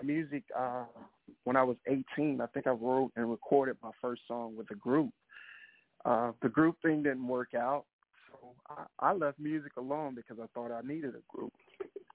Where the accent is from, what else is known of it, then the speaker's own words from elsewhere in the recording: Mississippi, United States; I'm from Mississippi, and I mean, we know we're right next door to Louisiana